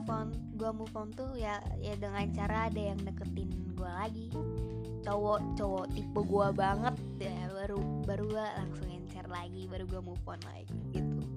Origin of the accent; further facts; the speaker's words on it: Bandung, West Java, Indonesia; btw btw aku tuh dari Bandung jadi uh, aku tinggal di Bandung di Bandung tuh sekarang lagi musim hujan